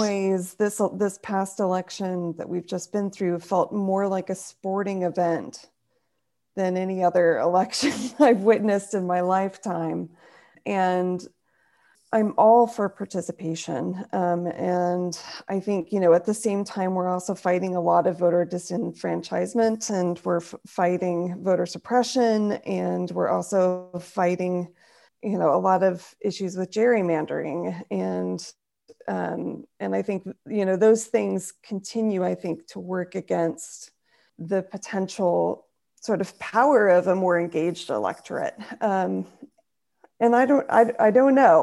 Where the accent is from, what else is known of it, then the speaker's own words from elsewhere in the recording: Nebraska, United States; now in Long Beach, United States; I'm originally from Nebraska